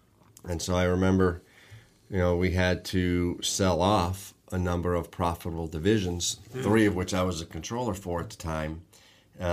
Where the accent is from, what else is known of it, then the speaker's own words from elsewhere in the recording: Sturbridge, Massachusetts, United States; I grew up in Massachusetts, Sturbridge, Massachusetts, to be specific, which was a great place to grow up.